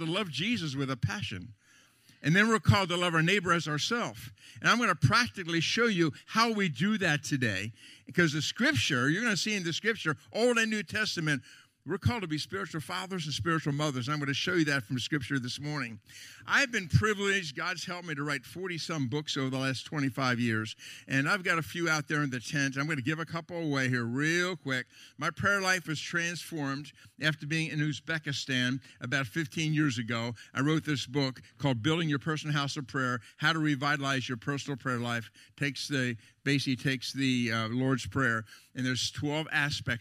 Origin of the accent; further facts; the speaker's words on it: Lancaster County, Pennsylvania, United States; I'm from Lancaster County, Pennsylvania.